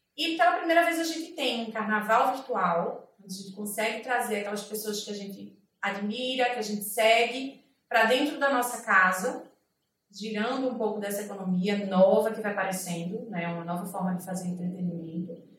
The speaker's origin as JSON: {"language": "Portuguese", "town": "Recife", "region": "Pernambuco", "country": "Brazil", "said": "eu sou de Recife, a gente basicamente vive do carnaval"}